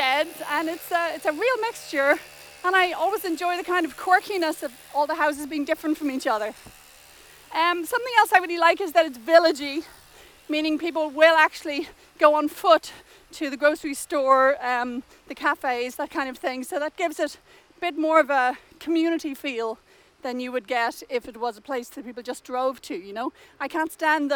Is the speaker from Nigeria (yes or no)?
no; Dublin, Leinster, Ireland; moved away as an adult; also born or lived in Cambridge, England; now in London, Canada; I'm from Dublin, and when I was 20, I went to England to do a PhD at Cambridge